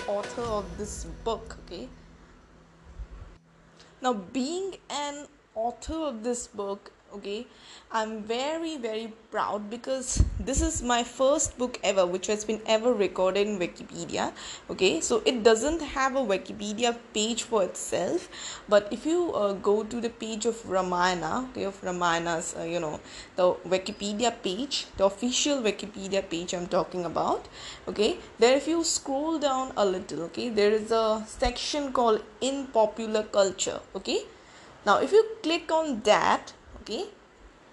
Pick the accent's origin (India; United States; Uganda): India; as an Indian